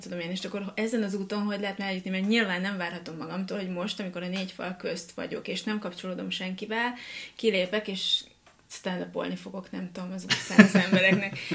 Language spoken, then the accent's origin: Hungarian; Hungary; én pont ugyanolyan egyszerű vidéki lány vagyok, mint bárki más. Egy, aki nem pesti